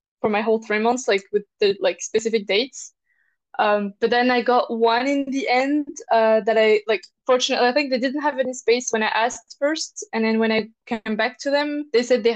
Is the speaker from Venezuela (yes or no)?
no; France; now in Edinburgh, United Kingdom; I'm from France originally. I live in Edinburgh currently right now